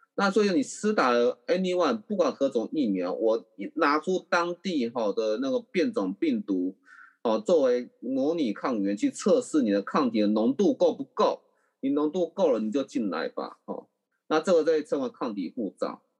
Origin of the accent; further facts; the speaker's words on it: Taiwan; 我们台湾人